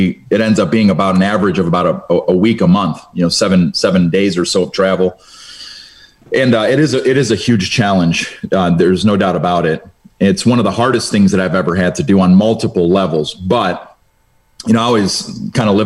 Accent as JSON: {"language": "English", "town": "Cleveland", "region": "Ohio", "country": "United States", "tie": "born or raised there", "first_language": "Romanian", "second_language": "English", "said": "at that time I was in Cleveland public schools"}